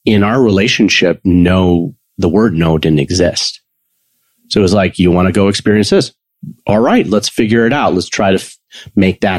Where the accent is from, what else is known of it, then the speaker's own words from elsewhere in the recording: Chicago, Illinois, United States; I was raised in Chicago suburbia